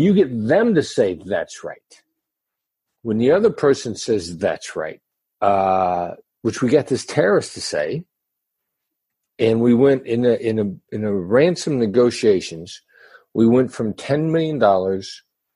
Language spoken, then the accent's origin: English; Mount Pleasant, Iowa, United States; moved away as an adult; also born or lived in Kansas City, Missouri / New York City; I grew up in Iowa, small town Iowa boy, son of Richard and Joyce